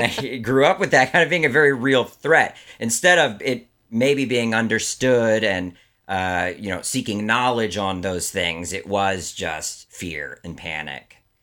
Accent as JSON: {"language": "English", "region": "Maryland", "country": "United States", "tie": "born or raised there", "said": "I grew up in Maryland, outside of D C"}